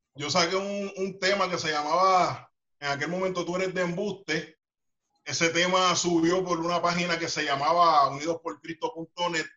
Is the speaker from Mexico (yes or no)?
no; Carolina, Puerto Rico; soy eh, nacido y criado en lo que es Puerto Rico, Carolina, Puerto Rico.